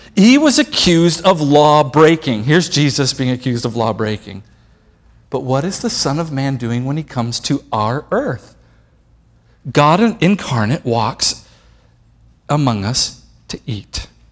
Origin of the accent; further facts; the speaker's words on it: Italy; I come from Italy, and Italy's Roman Catholic